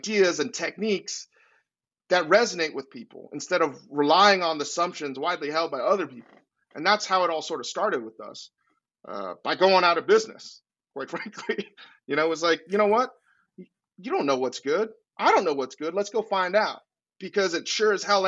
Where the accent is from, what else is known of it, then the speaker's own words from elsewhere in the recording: Virginia, United States; also born or lived in New York; now in Los Angeles, United States; I grew up in Virginia.